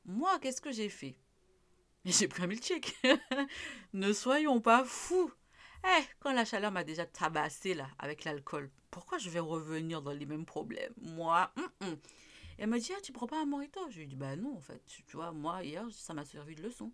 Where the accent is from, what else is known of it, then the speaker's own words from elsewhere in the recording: Martinique; chez nous en Martinique